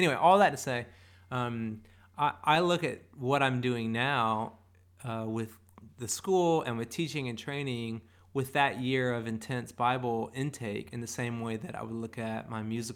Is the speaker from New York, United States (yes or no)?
no; South Carolina, United States; growing up in South Carolina